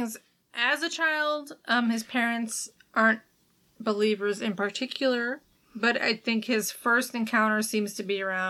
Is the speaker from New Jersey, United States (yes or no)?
no; West Virginia, United States; accent: American Midwestern; moved away; I grew up in West Virginia for a while